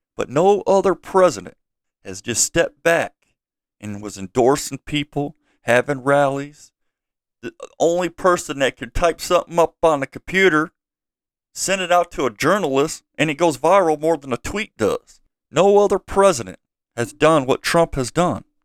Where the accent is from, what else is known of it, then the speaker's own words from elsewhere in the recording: United States; I'm an American